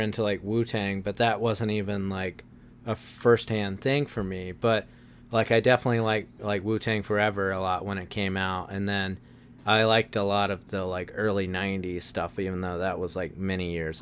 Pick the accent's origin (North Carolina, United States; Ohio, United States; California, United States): North Carolina, United States; Wilmington; I was raised in Wilmington, North Carolina